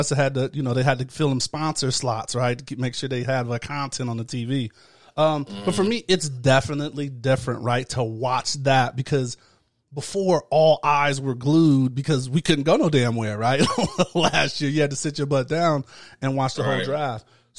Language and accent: English; Midwest, United States; moved away; I'm from the Midwest